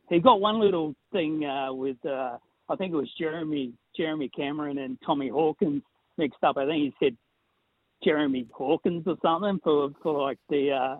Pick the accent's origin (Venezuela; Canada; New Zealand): New Zealand; I'm a Kiwi